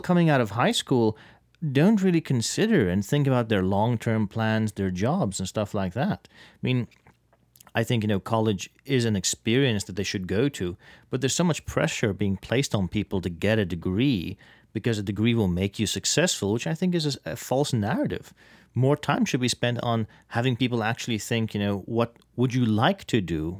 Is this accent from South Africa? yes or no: yes; South Africa; now in United States; my home country of South Africa